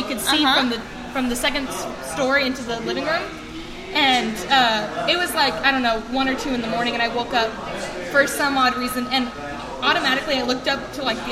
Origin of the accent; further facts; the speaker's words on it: Nixa, Missouri, United States; I'm from Nixon, Missouri